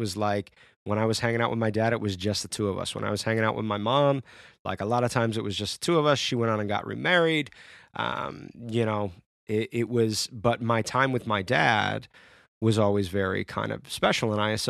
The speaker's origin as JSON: {"language": "English", "town": "Syracuse", "region": "New York", "country": "United States", "tie": "born or raised there", "said": "I grew up in a town called Syracuse, New York, which is like 2-3 hours, not 2 hours, but like 3-4 hours from Canada."}